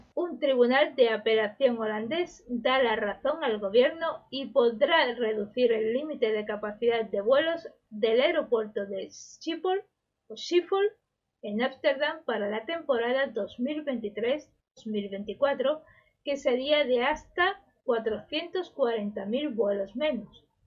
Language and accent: Spanish; Málaga, Andalusia, Spain; la Feria de Agosto de mi ciudad natal, de Málaga